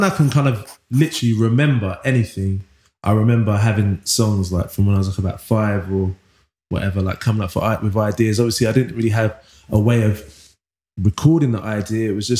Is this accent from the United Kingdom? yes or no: yes; London, United Kingdom; also born or lived in Manchester; I was born in Wych Cross Hospital, Leytonstone, East London, and grew up in East London